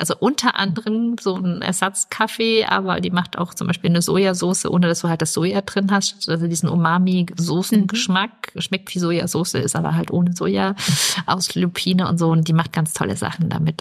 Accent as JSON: {"language": "German", "region": "Bavaria", "country": "Germany", "moved": "yes", "said": "ich komme aus Bayern"}